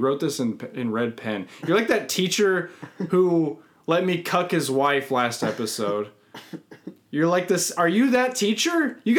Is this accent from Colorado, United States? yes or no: yes; Colorado, United States; also born or lived in Los Gatos, California; And I grew up in Colorado, okay?